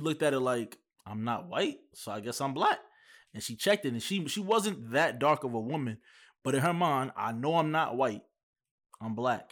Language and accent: English; New York, United States; moved away; I'm from New York